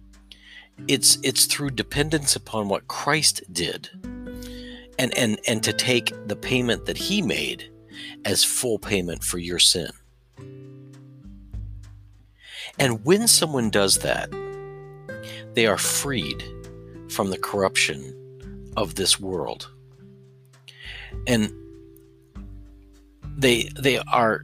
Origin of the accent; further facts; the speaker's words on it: Southern Indiana, United States; I come from Southern Indiana